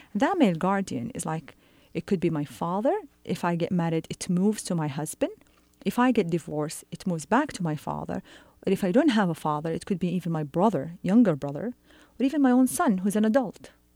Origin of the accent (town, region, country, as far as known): Saudi Arabia